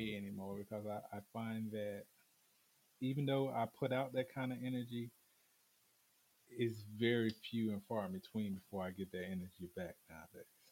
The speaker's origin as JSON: {"language": "English", "region": "the South", "country": "United States", "said": "being a Southerner is you know, us, um, ebony men here in the South"}